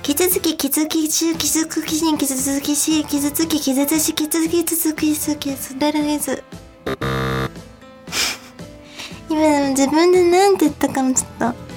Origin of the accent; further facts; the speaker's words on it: Kansai, Japan; accent: Kansai dialect; 私はむしろ関西弁聞いて育ってきたので、あの、落ち着くのは関西弁なんですけど